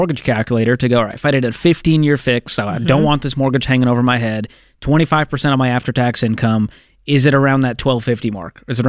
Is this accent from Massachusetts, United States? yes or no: yes; Boston, Massachusetts, United States; I'm from the Boston area.